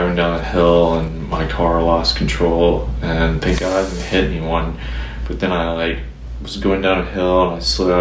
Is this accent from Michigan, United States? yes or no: no; Chattanooga, Tennessee, United States; now in Nashville, United States; I grew up on Lookout Mountain